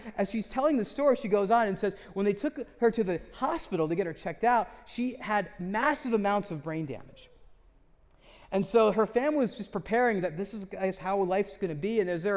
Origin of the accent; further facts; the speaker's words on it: United States; I grew up in America, in the West, where we have a bias towards scientific rationalism